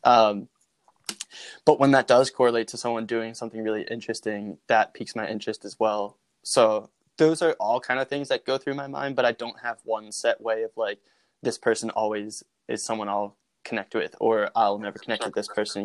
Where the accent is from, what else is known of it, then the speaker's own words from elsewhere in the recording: Norristown, Pennsylvania, United States; from Norristown, Pennsylvania